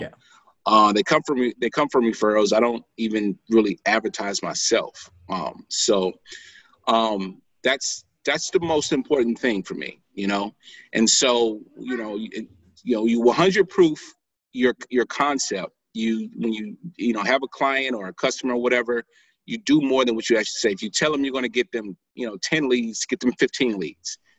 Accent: St. Louis, Missouri, United States; I'm from St. Louis, Missouri

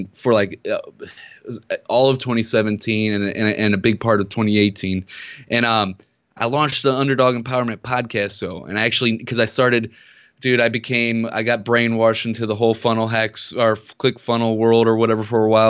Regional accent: Ferguson, Missouri, United States; And we grew up in Ferguson, Missouri.

